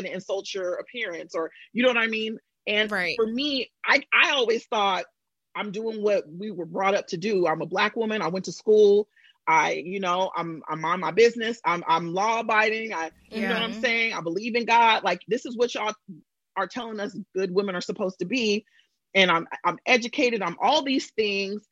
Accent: Bay Area, California, United States; moved away as an adult; now in New York, United States; I'm from the Bay Area.

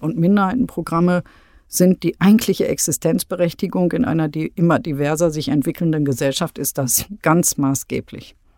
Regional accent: Münster, North Rhine-Westphalia, Germany; moved away as an adult; now in Berlin, Germany; Ich finde Münster ähm, äh, wunderschön, ist meine Heimatstadt, freue mich, bin immer dankbar, dass ich in diesem Ambiente groß geworden bin

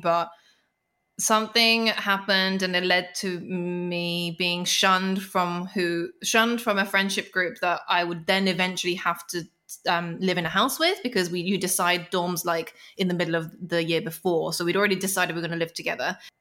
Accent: London, United Kingdom; I grew up in London. Uh, it's such a musical city. And at the time, not so much now, but there were so many small venues. You know, I grew up around Camden.

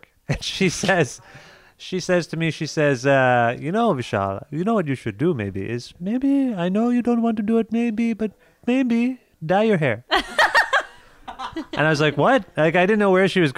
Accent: Cambridge, Ontario, Canada; also born or lived in Kitchener, Ontario; I was born in Kitchener, Ontario. For some reason. We were raised in Cambridge

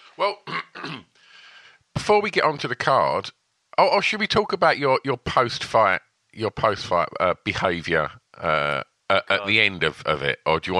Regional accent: United Kingdom; I'm a Brit

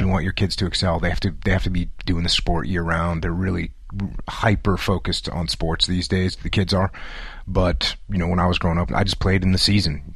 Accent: New England, United States; moved away as an adult; Grew up in a small New England town

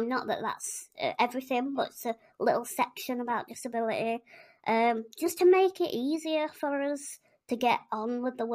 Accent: Yorkshire and the Humber, United Kingdom; I'm from West Yorkshire. Don't know if you can tell by my accent

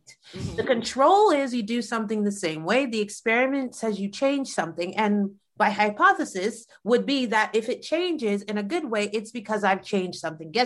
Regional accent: United States; I am American

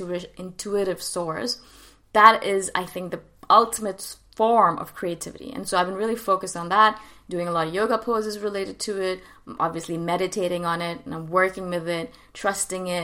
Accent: India; moved away; I am from India originally.

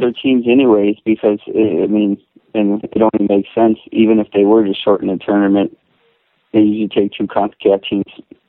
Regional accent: United States; as a Hispanic American who loves this game

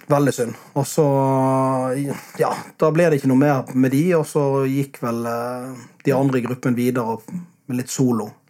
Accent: Bergen, Vestland, Norway; Hva er greia med det å flytte sørover for oss bergensere?

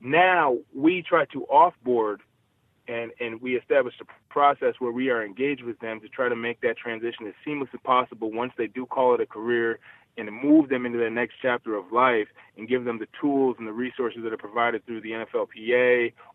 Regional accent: Buffalo, New York, United States; I'm actually from Buffalo

